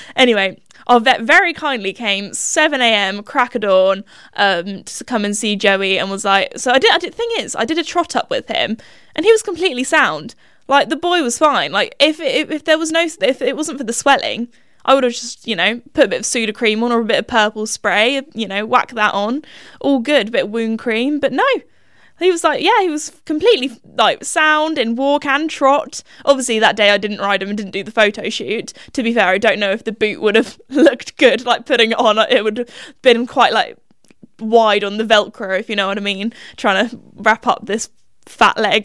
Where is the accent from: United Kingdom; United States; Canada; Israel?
United Kingdom; Little classic British girl